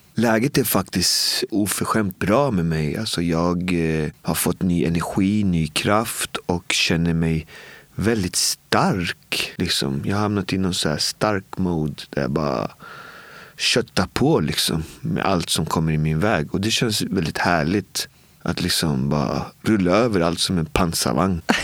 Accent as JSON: {"language": "Swedish", "town": "Botkyrka", "region": "Stockholm County", "country": "Sweden", "tie": "born or raised there", "said": "Jag kom från Albin och Botkyrka och jag brukar säga att det är som att leva i Bibeln"}